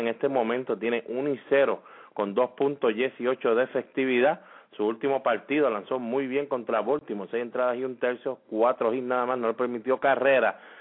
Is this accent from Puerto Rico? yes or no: yes; Puerto Rico; cómo somos nosotros los boricuas